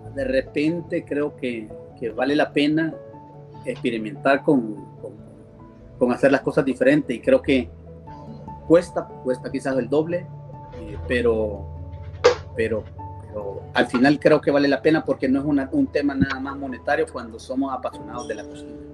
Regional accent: El Salvador

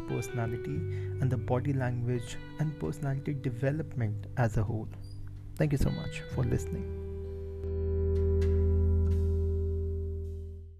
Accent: India; I'm an Indian

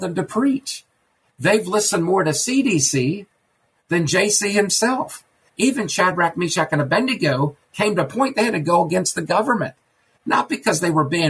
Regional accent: Maryland, United States; moved away; my hometown where John Wilkes Booth went to Dr. Samuel Mudd

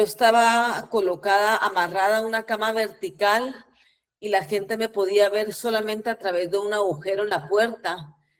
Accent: Guatemala; nací en Guatemala en el año 74 y como ustedes bien saben, Guatemala tuvo una guerra civil eh, que empezó en el 54, terminó en el 96. Así que a mí me tocó nacer y crecer en los peores años del conflicto armado

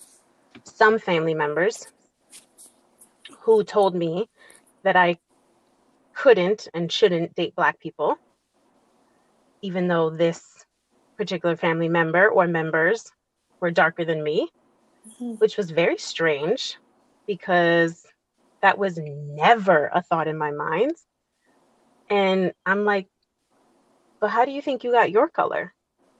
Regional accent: Massachusetts, United States; I was born in Massachusetts

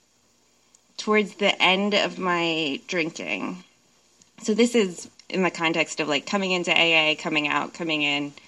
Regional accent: New Jersey, United States; now in Seattle, United States; I grew up in New Jersey

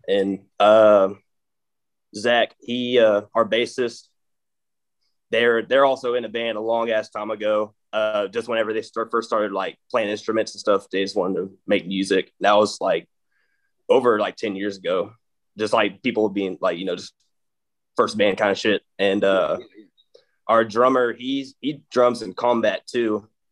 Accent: Mineola, Texas, United States; accent: East Texas drawl; I fucking grew up in Mineola, Texas, and like East Texas area

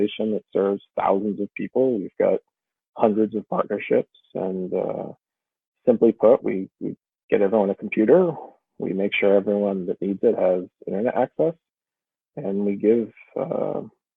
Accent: Massachusetts, United States; also born or lived in Washington, D.C.; I grew up in Massachusetts and left a bit for college

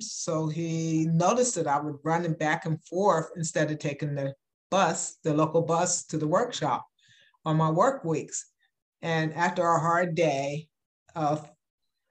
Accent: York, Pennsylvania, United States; I am from Pennsylvania, the state of Pennsylvania, in a little town called York, Pennsylvania

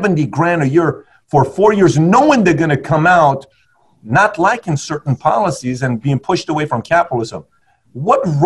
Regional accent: Iran; moved away; I grew up in Iran

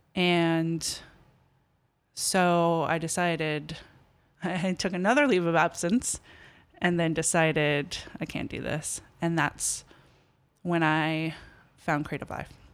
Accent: Los Angeles, California, United States; moved away as an adult; also born or lived in Berkeley / Bucks County, Pennsylvania / Philadelphia / Minneapolis; L A. Born and raised in Los Angeles.

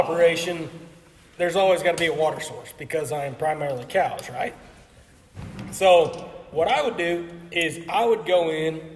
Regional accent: Lamar, Missouri, United States; I'm from Lamar, Missouri.

